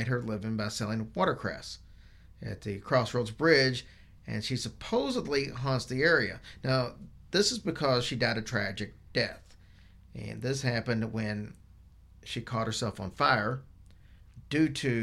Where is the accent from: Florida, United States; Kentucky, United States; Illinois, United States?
Kentucky, United States; Louisville; my hometown of Louisville